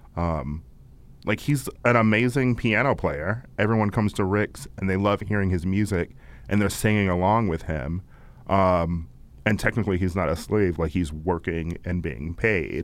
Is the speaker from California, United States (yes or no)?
yes; California, United States; I'm from California.